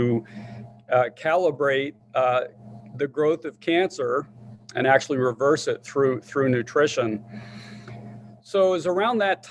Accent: Southwest Virginia, United States; moved away; also born or lived in upstate New York; My childhood was in Southwest Virginia. Later moved up to upstate New York, which is where I met Kim

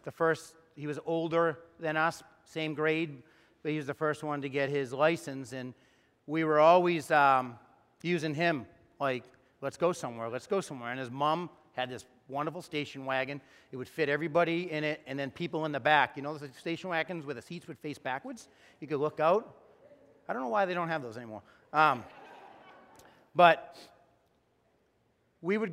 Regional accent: Wilmington, Massachusetts, United States; We're growing up in Wilmington

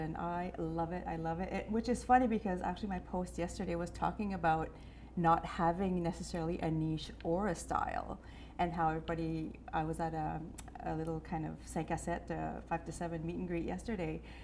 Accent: Baie-Sainte-Anne, New Brunswick, Canada; moved away; I'm originally from the Miramichi area. I'm from Bay St. Anne.

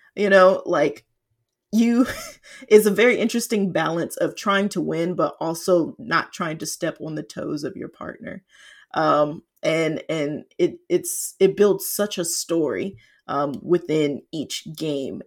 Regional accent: Atlanta, Georgia, United States; now in Seattle, United States; was born and raised in Atlanta, though currently I'm based in Seattle

